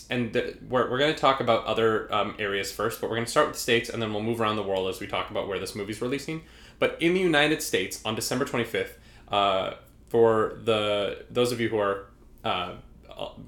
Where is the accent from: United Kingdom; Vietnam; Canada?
Canada; We're Canadian.